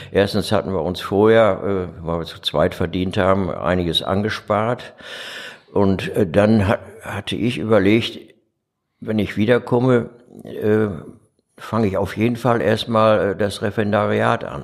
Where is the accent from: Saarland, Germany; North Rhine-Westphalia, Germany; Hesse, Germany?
North Rhine-Westphalia, Germany; Dortmund; also born or lived in Duisburg; now in Essen, Germany; ich komme aber aus Dortmund